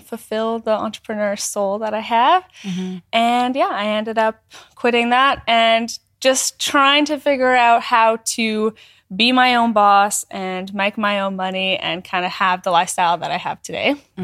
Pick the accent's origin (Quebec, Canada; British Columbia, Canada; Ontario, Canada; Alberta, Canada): Alberta, Canada; small town in northern; moved away; I'm from Canada. Yeah. Um, a small town in northern Alberta. I grew up